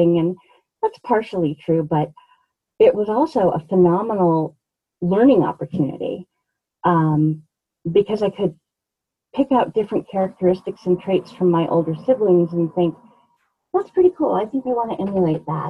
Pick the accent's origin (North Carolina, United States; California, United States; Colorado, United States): Colorado, United States; Denver; also born or lived in Fort Collins; I actually grew up here in Denver. The neighborhood is called Montclair